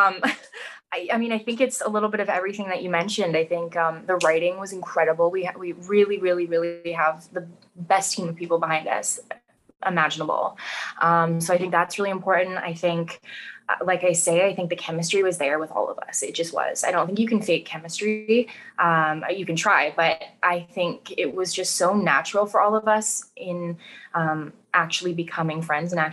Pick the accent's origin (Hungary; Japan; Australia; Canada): Canada; Vancouver, British Columbia; being born and raised in Vancouver